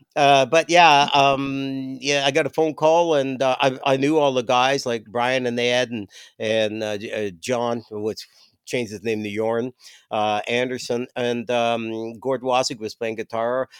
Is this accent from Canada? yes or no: yes; Toronto, Ontario, Canada; moved away; I grew up in Toronto